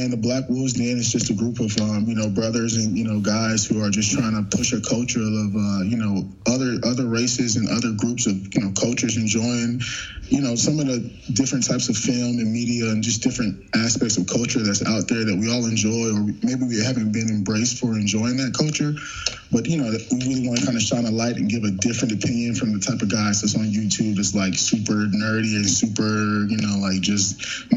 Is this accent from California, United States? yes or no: no; Long Island, New York, United States; moved away; also born or lived in Greensboro, North Carolina; I'm from Long Island.